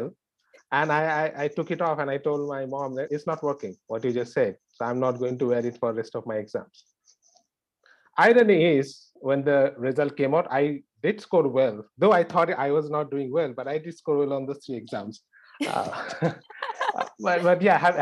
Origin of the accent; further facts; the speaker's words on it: India; moved away as an adult; now in New York, United States; India, where I grew up